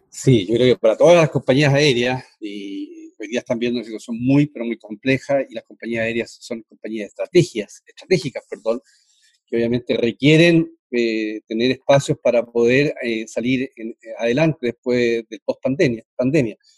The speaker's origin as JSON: {"language": "Spanish", "country": "Chile", "said": "como chileno"}